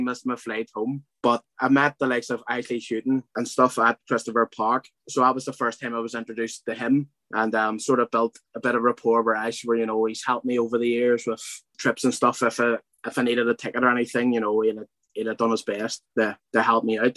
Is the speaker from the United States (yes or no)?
no; Belfast, Northern Ireland, United Kingdom; growing up in Belfast